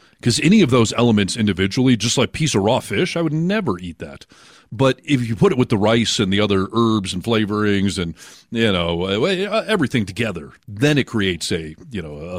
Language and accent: English; Michigan, United States; moved away; growing up in Michigan